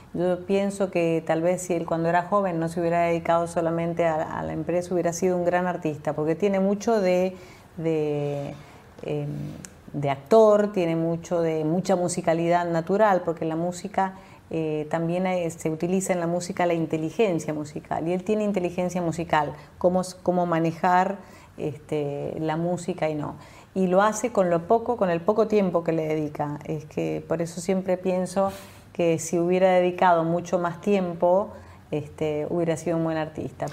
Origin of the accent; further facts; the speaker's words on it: Mendoza, Argentina; moved away; also born or lived in Europe; Soy mendocina, sí. Cuando era muy joven partí a vivir a Europa